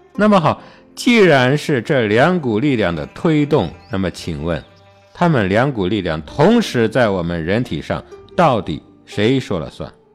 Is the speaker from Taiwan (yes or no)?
no; China; 我们中国人